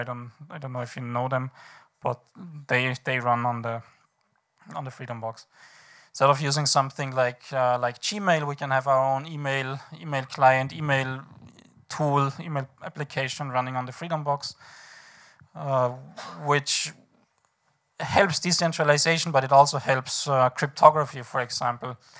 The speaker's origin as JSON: {"language": "English", "region": "Vienna", "country": "Austria", "said": "I am from Vienna."}